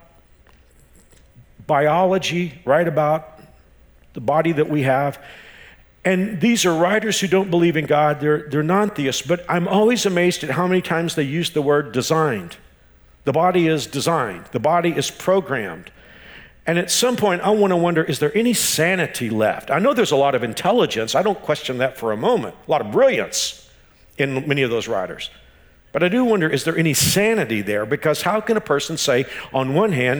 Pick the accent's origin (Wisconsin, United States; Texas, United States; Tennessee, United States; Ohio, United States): Texas, United States; now in Wichita, United States; I'm from Texas.